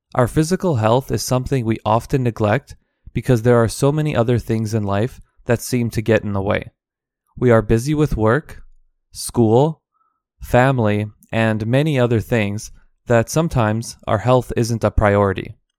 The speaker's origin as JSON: {"language": "English", "country": "Canada", "tie": "born or raised there", "said": "all of these are my own experiences living and growing up in Canada"}